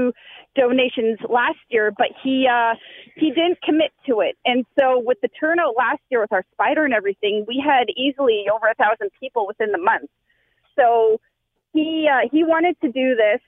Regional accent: Canada; I'm Canadian, and I hate to admit it, I don't like the cold

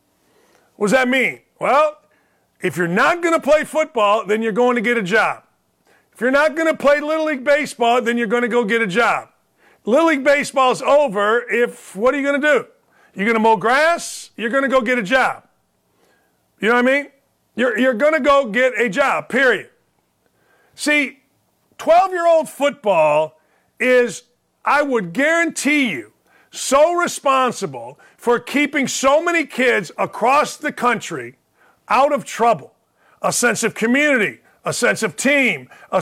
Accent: Gary, Indiana, United States; moved away; I grew up in Gary, Indiana

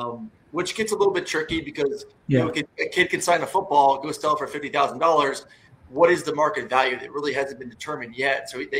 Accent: Florida, United States; I'm from Florida

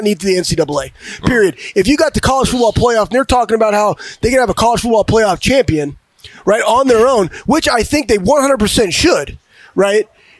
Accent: Cedar Rapids, Iowa, United States; I'm from Iowa. I was born in Cedar Rapids, Iowa

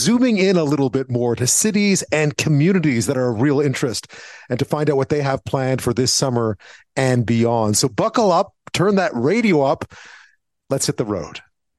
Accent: Montreal, Quebec, Canada; I grew up in Montreal, so I didn't spend a lot of time at the beach or on the ocean growing up.

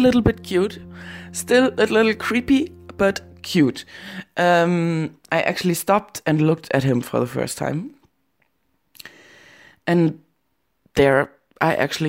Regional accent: Germany; also born or lived in Berlin; I'm from Germany

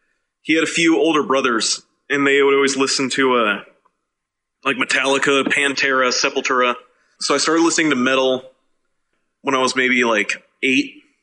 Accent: Reno, Nevada, United States; I was born and raised in Reno. All of us have lived here most of our lives.

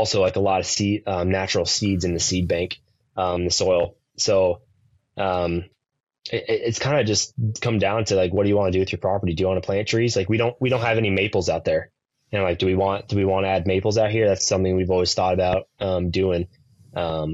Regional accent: Nebraska, United States; now in Kansas, United States; even though we're in Kansas, we've just like, we grew up in Nebraska

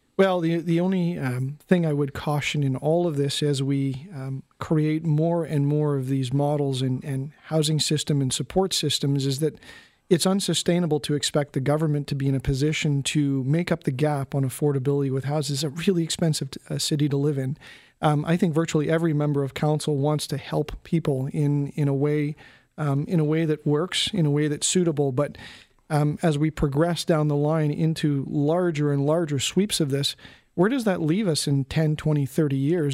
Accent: Canada; as a Canadian, a, as a citizen

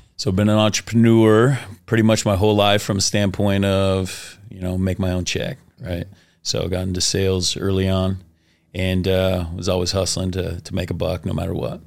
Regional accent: Washington, United States; also born or lived in Oklahoma; I grew up in Washington State, and I got sent, sent to Oklahoma

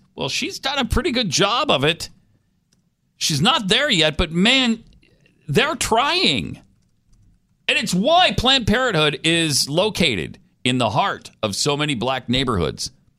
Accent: Montana, United States; moved away; I grew up in Montana

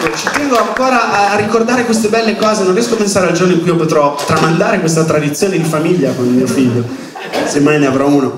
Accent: Milan, Lombardy, Italy; accent: Milanese

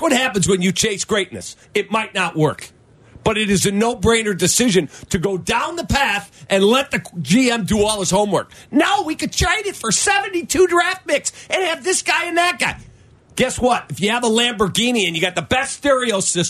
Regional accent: Chicago, Illinois, United States; he was a Chicago guy. Love him or hate him, he was from Chicago

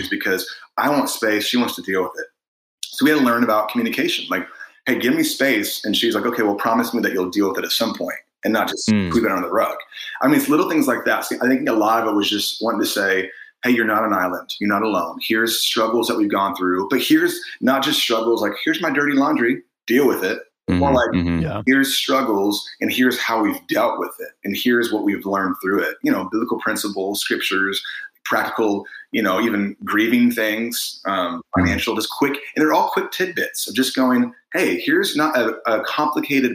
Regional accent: Indiana, United States; we're from Indiana

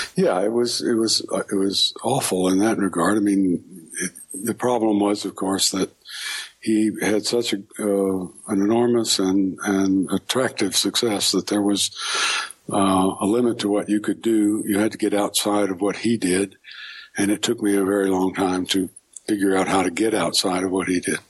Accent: Houston, Texas, United States; moved away as an adult; also born or lived in New York / Baltimore / Hattiesburg, Mississippi; I was born in Houston and lived there until uh, sometime I moved to New York. And uh, when I was about 22

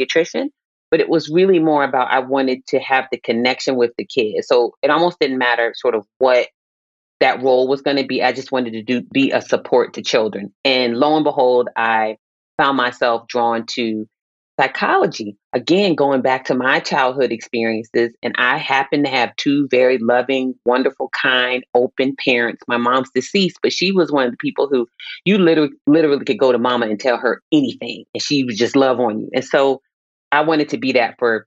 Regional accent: Virginia Beach, Virginia, United States; I grew up in Virginia Beach, Virginia

